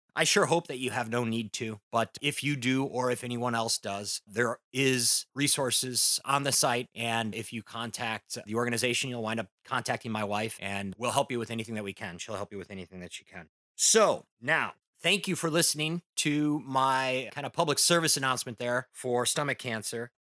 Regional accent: Midwest, United States; now in Southern California, United States; being a Midwesterner myself

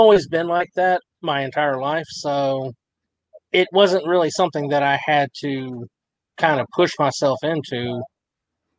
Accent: Abilene, Texas, United States; I'm originally from Abilene, Texas

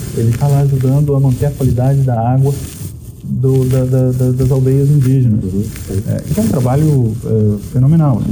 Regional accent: Goiás, Brazil; eu sou de um, do Brasil, eu, eu sou de Goiás, né, no interior do Brasil

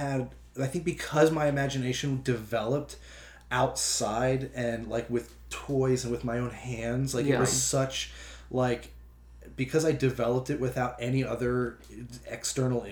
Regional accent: Maryland, United States; I grew up in Maryland

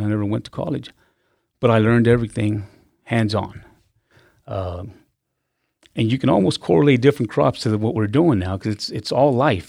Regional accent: Dallas, Texas, United States; moved away; I was born in South Texas and I grew up in Dallas.

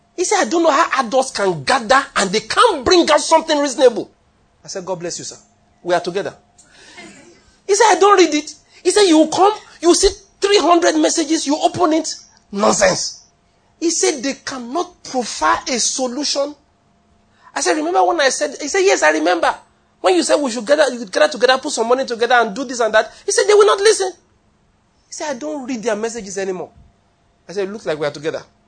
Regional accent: Ondo, Nigeria; moved away as an adult; also born or lived in Benin City, Edo / Taraba / Lagos; now in Enugu, Nigeria; I was born in Ondo State, did my university, University of Benin

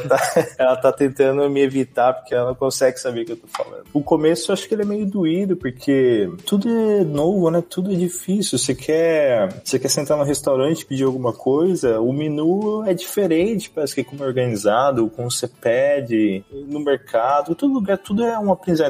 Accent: Campinas, São Paulo, Brazil; moved away as an adult; also born or lived in Sumaré; now in United States; Eu sou do interior de São Paulo, sou nascido em Campinas, morava em Sumaré, que é a cidade ali da região

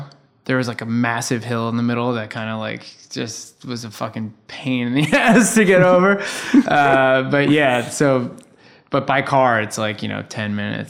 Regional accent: New York City, New York, United States; I grew up in the Bronx.

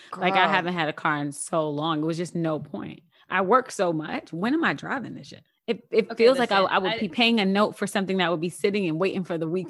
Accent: New York City, New York, United States; I'm a New Yorker.

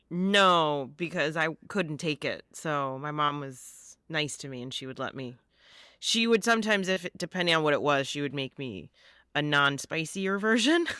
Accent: Joliet, Illinois, United States; moved away; I grew up, I'm from Joliet

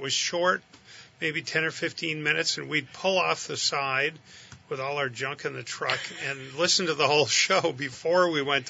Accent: St. Johnsbury, Vermont, United States; also born or lived in Northwest Kingdom, Vermont; I grew up in St. Johnsbury, yeah.

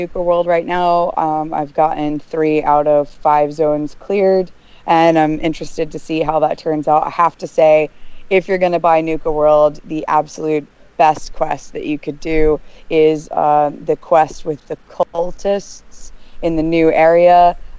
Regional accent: United States; now in United Kingdom; I'm an American expat.

